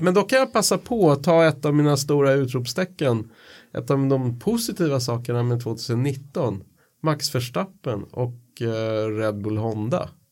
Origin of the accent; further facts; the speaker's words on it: Sweden; som svensk